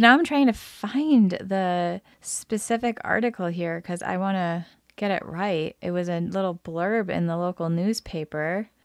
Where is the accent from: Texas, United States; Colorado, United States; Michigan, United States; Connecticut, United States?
Michigan, United States; Lansing; I grew up in the Lansing area